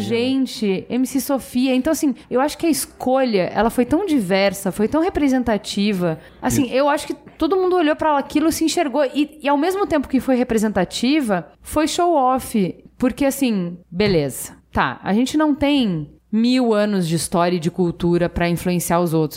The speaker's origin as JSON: {"language": "Portuguese", "country": "Brazil", "said": "orgulhosa de ser brasileira"}